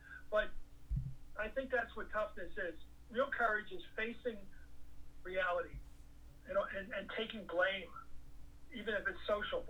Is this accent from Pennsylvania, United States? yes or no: yes; Philadelphia, Pennsylvania, United States; I grew up in Philly, right on the border